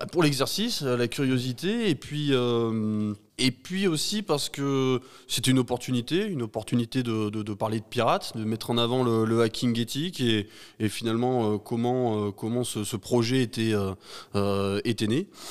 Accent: Vernoux-en-Vivarais, Auvergne-Rhône-Alpes, France; je suis, euh, assez chauvin mais je suis ardéchois

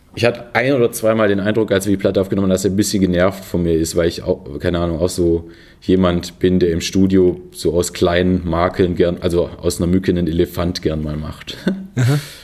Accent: Filderstadt, Baden-Württemberg, Germany; also born or lived in Stuttgart; ich bin in, in Stuttgart geboren

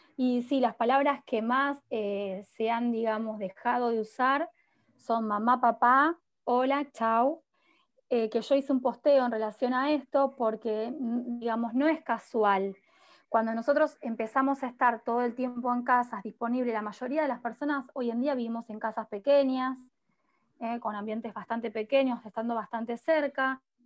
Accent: Rosario, Santa Fe, Argentina; yo soy de Rosario, soy de Rosario

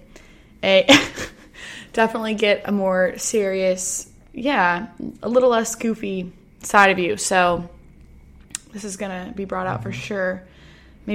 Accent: Hood River, Oregon, United States; moved away as an adult; also born or lived in Utah; now in Nashville, United States; I'm originally from Hood River, Oregon.

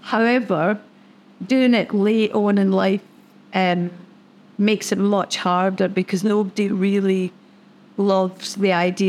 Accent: Scotland, United Kingdom; now in Australia; I like swearing, I'm Scottish, and being Scottish, it's in your DNA to swear, and to swear well.

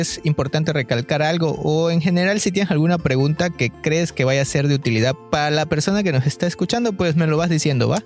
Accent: Mexico; moved away; yo soy mexicano

